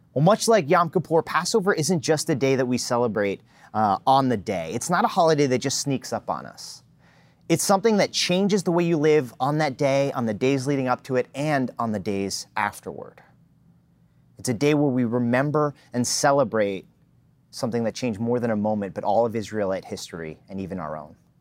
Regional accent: New Jersey, United States; moved away; I was born and raised in New Jersey

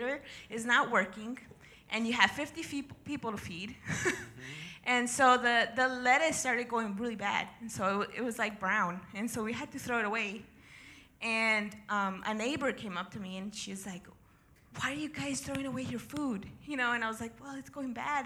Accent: El Paso, Texas, United States; also born or lived in Ciudad Juárez, Mexico; I was actually born and raised in El Paso and Juarez.

